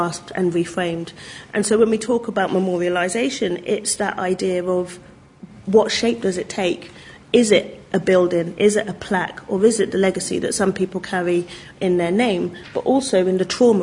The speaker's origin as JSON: {"language": "English", "town": "Oxford", "region": "South East England", "country": "United Kingdom", "said": "I'm from Oxford"}